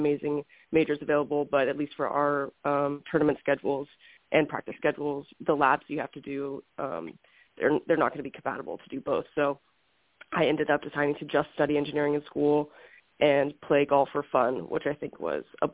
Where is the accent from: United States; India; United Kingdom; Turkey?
United States; Houston, Texas; moved away as an adult; now in Scottsdale, United States; I grew up in Houston, Texas, pretty much in the heart of the city